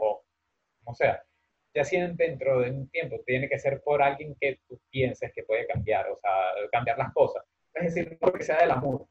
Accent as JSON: {"language": "Spanish", "country": "Venezuela", "moved": "yes", "lives_now": "Spain", "said": "somos de ahí"}